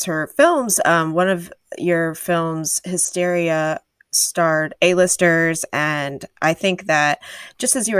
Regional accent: Rochester, New York, United States; being from Western New York myself, I grew up in Rochester.

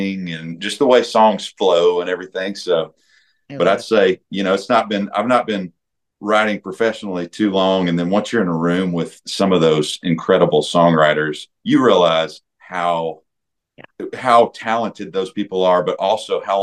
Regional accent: Nashville, Tennessee, United States; I was raised in Nashville, Tennessee

